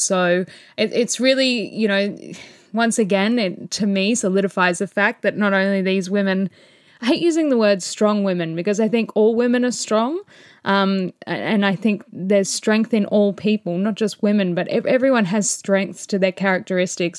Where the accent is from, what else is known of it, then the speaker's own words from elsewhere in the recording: Australia; as an Aussie